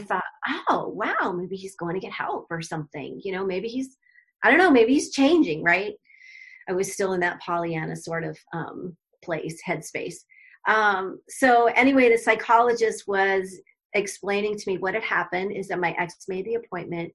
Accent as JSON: {"language": "English", "region": "Arizona", "country": "United States", "tie": "born or raised there", "moved": "as an adult", "said": "moved back to my home state of Arizona"}